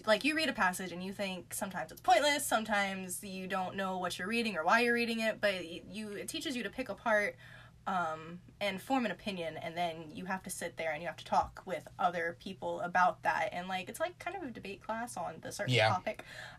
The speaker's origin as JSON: {"language": "English", "town": "Charleston", "region": "South Carolina", "country": "United States", "said": "Well, I come from Charleston."}